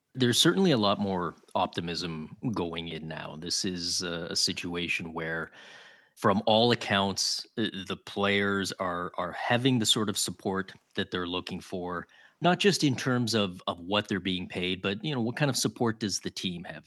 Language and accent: English; Toronto, Ontario, Canada; now in Ottawa, Canada; I grew up in Toronto